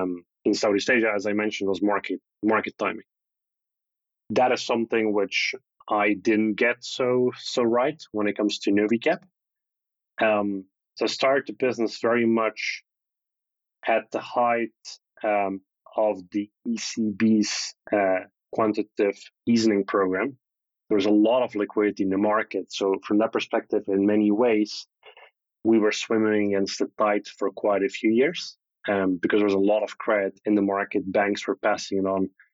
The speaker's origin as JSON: {"language": "English", "country": "Belgium", "tie": "born or raised there", "said": "growing up in Belgium"}